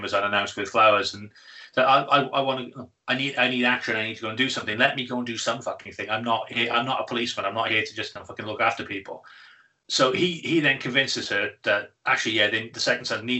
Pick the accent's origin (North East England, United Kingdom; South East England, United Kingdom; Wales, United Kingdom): Wales, United Kingdom